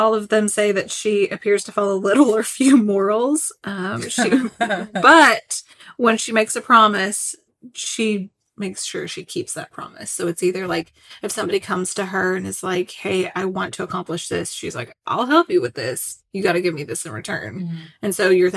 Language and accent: English; Kentucky, United States; accent: Kentucky; my Kentucky accent